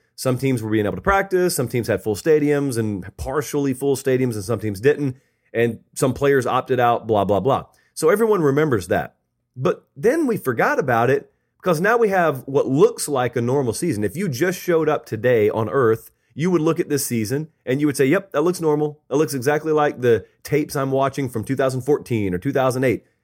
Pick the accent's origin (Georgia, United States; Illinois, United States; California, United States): Georgia, United States; Harris County, West Central; I grew up in West Central Georgia.